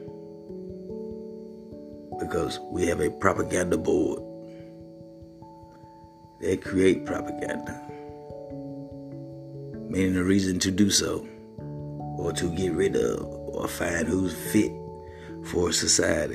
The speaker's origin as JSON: {"language": "English", "region": "Mississippi", "country": "United States", "said": "I'm from Mississippi, where poverty and being poor is nothing new."}